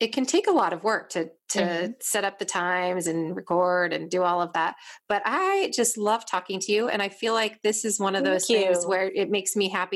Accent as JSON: {"language": "English", "country": "United States", "said": "I am from the United States"}